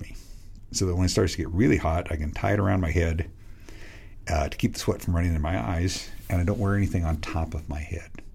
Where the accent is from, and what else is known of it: Western Washington State, United States; born or raised there